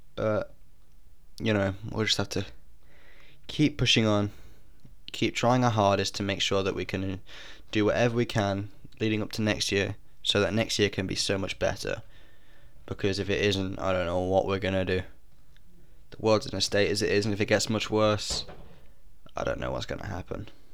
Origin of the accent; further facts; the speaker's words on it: United Kingdom; I'm British